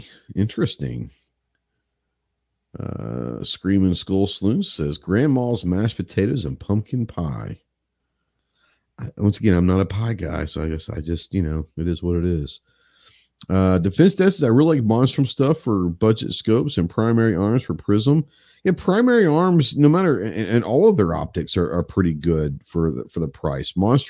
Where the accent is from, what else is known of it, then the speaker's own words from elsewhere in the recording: Texas, United States; now in Arkansas, United States; I'm a Texan. Everyone knows that. And Clover's a Texan. When most people say barbecue, at least here in Arkansas, when they say barbecue is a generic term, they usually mean pulled pork.